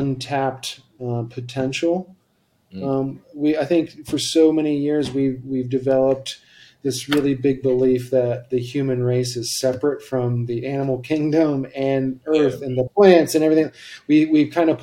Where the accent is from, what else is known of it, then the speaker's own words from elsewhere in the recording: Ohio, United States; now in Colorado, United States; I'm originally from Ohio. I move out here to Colorado